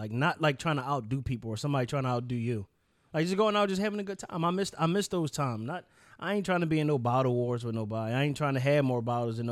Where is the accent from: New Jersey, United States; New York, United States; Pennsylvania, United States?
Pennsylvania, United States; Philadelphia; I'm from Southwest